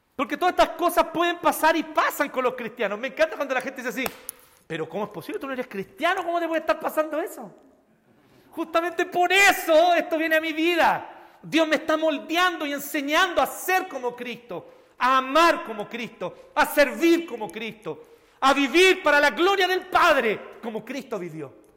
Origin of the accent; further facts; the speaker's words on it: Chile; nosotros los chilenos